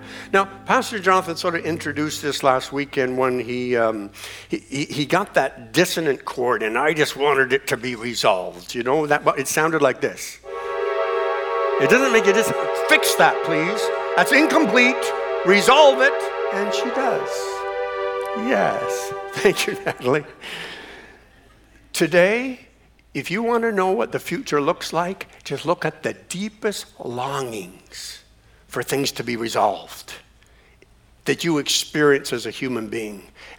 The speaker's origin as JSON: {"language": "English", "country": "Canada", "tie": "born there", "said": "even though I was born in Canada, I've changed the cities that I called home 8 times since I've been born."}